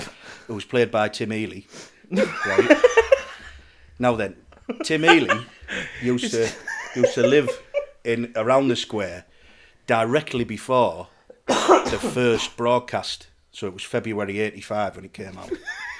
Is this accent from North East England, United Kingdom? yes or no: yes; Darlington, North East England, United Kingdom; I'm from Darlington, funny enough.